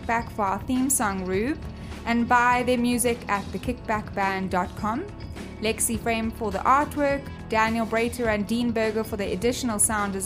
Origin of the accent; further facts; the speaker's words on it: Cape Town, Western Cape, South Africa; I grew up in Cape Town in South Africa